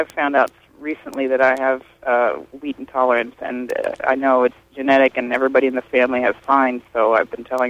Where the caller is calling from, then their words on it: Lemoyne, Pennsylvania, United States; from Lemoyne.